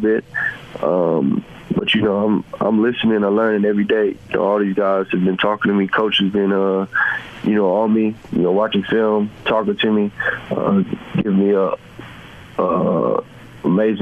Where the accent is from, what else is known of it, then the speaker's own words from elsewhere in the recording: San Antonio, Texas, United States; moved away as an adult; also born or lived in Los Angeles / Cleveland; now in Utah, United States; I'm from San Antonio, Texas.